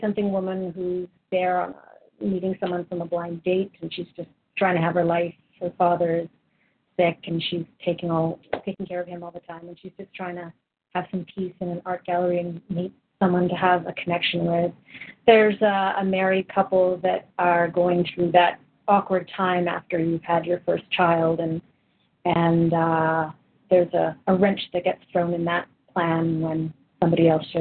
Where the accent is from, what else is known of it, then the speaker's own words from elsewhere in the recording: Vancouver, British Columbia, Canada; moved away as an adult; also born or lived in Kenosha, Wisconsin / Los Angeles; now in Toronto, Canada; I'm originally from Vancouver. I lived there for most of my life